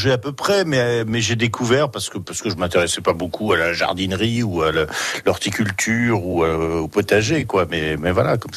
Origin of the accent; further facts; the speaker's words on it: Kiffis, Grand Est, France; Oui, je suis de Kifis. Attention, pas Fislis, ça, hein, Kifis.